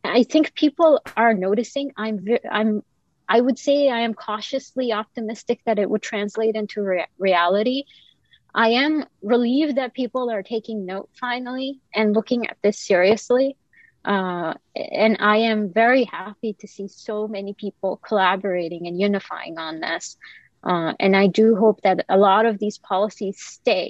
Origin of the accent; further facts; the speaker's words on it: Kuwait; moved away as an adult; now in United States; I also did not grow up in the US. I grew up in Kuwait, and like I came here for my training.